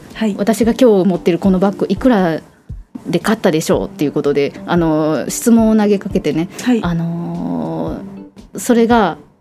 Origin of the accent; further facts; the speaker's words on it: Osaka, Japan; 私たちね両方とも関西というか大阪出身なんですけれども